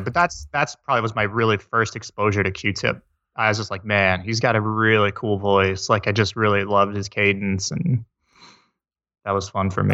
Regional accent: Iowa, United States; I grew up in Iowa, of all places

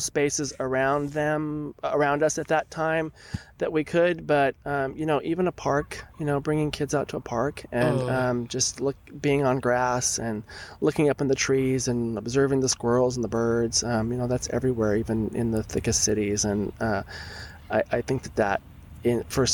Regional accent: South Bay, Santa Cruz Mountains, California, United States; I grew up in the South Bay and then up in the Santa Cruz Mountains.

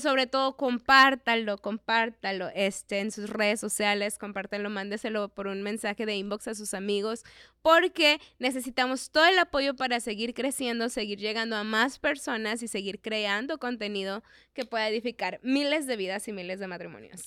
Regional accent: Mexico; como buenos mexicanos y buenos hispanos que somos

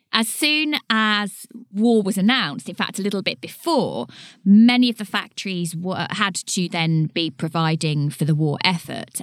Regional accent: Leighton Buzzard, East of England, United Kingdom; Leighton Buzzard, my hometown.

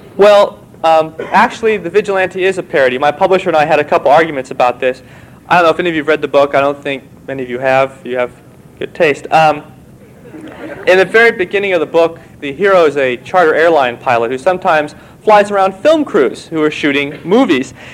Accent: Walnut Creek, California, United States; moved away; Walnut Creek, my hometown

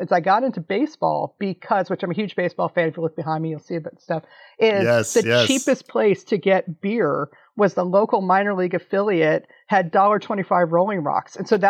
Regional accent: Washington, District of Columbia, United States; moved away as an adult; also born or lived in Chicago; I'm from Washington, DC, in the DC area.

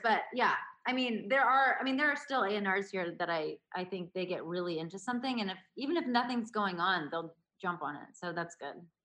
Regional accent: Baltimore, Maryland, United States; growing up in Baltimore

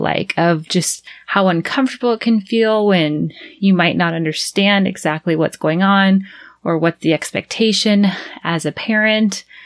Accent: United States; first language English; moved away as an adult; now in Panama City, Panama; we were the only American family in that preschool

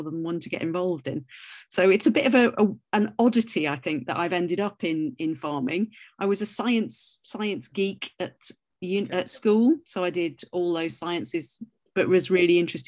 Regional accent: North Wales, United Kingdom; I grew up in Wales, in North Wales, where the rain falls sideways

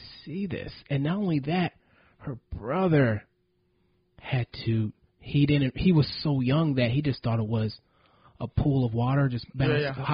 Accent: United States; as an American

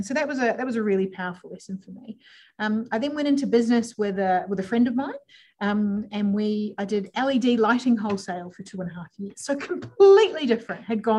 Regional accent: New Zealand; now in Adelaide, Australia; I'm originally from New Zealand, if we're being literal, but celebrated my 20-year anniversary of being in Australia last week. Sometimes I have an accent, sometimes I don't, but love being in Adelaide because you all sound like Kiwis

